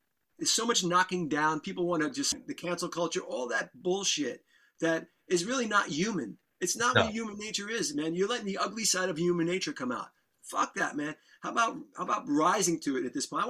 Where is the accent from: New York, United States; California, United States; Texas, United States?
New York, United States; New York City; I grew up in the Bronx